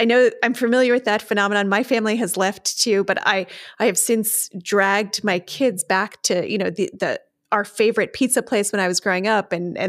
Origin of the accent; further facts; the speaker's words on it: Bergen County, New Jersey, United States; We're both Jersey girls. I grew up in Bergen County.